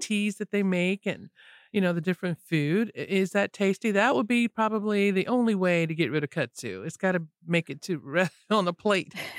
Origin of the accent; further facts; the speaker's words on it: Florida, United States; Growing up in Florida